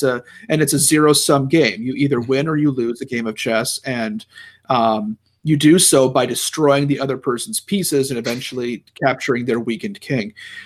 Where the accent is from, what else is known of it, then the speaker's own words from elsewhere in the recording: United States; as an American who studies politics